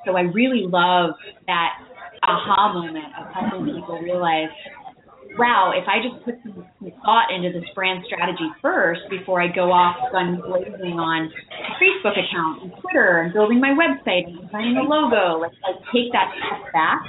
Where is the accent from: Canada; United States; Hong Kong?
United States; New York; also born or lived in Chicago; now in San Francisco, United States; I grew up in New York